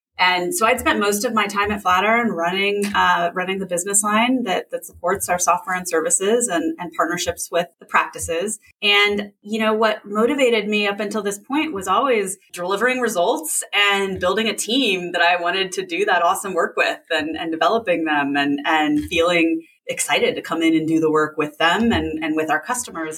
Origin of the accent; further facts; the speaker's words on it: a town an hour south of San Francisco, West Coast, California, United States; I grew up on the West Coast uh, in in a town uh, an hour south of San Francisco